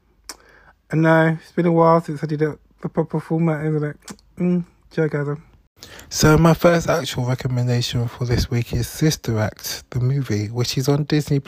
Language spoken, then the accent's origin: English; London, United Kingdom; I grew up in Bermondsey at a time when the NF were running riots in the streets